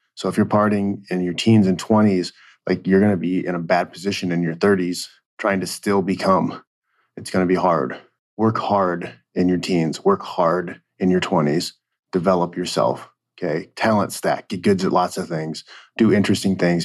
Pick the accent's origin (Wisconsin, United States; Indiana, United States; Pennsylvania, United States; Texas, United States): Indiana, United States; I grew up in Indiana